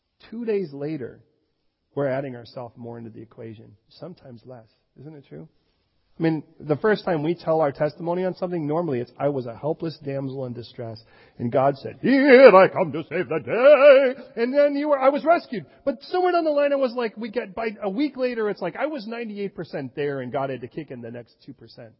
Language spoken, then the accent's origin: English; Chicago, Illinois, United States; moved away; also born or lived in California; I was born in Chicago. Our physical education was gang fights.